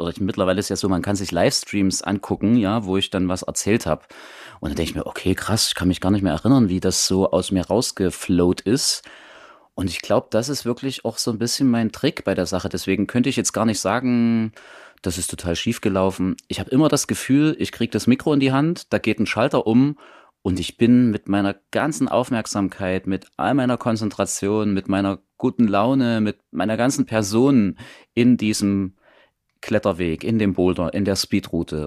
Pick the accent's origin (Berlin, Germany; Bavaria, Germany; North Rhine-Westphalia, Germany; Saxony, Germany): Saxony, Germany; Saxon Switzerland; moved away as an adult; now in Leipzig, Germany; da ich ja ursprünglich aus der sächsischen Schweiz komme, also ich bin im Elbsandsteingebirge groß geworden